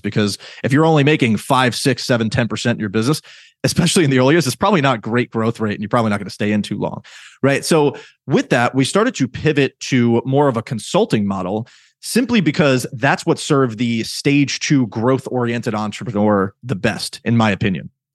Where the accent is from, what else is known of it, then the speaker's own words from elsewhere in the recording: New York, United States; I'm from New York